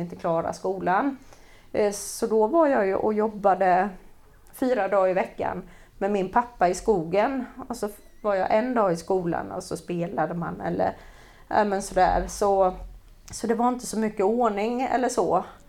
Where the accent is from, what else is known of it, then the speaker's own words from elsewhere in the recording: Jönköping, Jönköping County, Sweden; vi växte upp på Öxnehaga